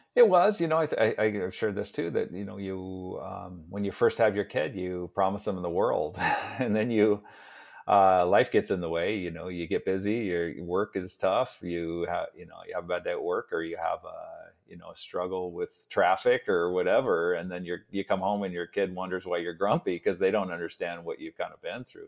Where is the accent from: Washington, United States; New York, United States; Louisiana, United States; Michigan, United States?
Washington, United States; Seattle; also born or lived in New Orleans, United States; that's where I was born in New Orleans. And then he moved us up to Seattle